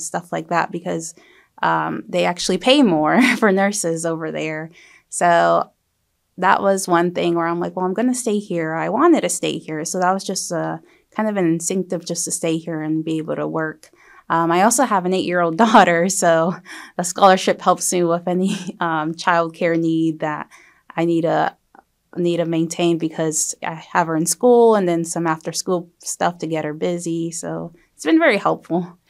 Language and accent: English; Beaufort County, South Carolina, United States; I was born and raised here, so I plan to stay and practice here